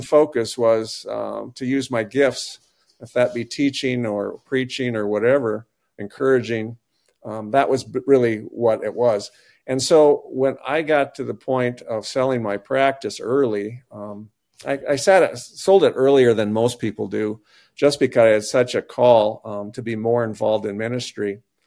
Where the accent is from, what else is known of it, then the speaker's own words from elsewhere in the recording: Northeast South Dakota, United States; also born or lived in Kansas; now in Platte, United States; growing up in Northeast South Dakota